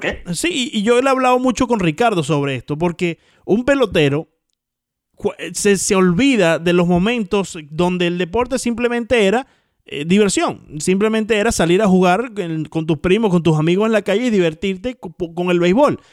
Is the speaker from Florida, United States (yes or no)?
yes; Miami, Florida, United States; yo me crié aquí en el Trio 5